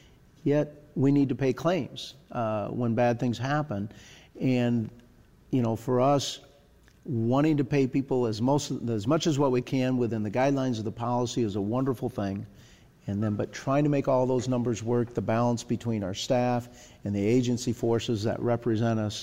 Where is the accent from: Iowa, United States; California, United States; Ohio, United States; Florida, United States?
Iowa, United States; the state that I'm from Iowa